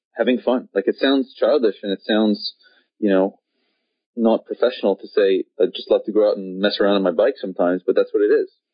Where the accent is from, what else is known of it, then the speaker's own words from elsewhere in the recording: Montreal, Quebec, Canada; I grew up in Montreal in Canada